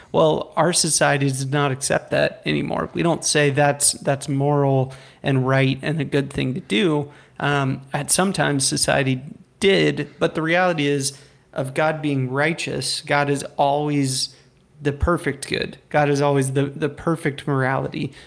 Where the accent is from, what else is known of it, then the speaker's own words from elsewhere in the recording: United States; I'm an American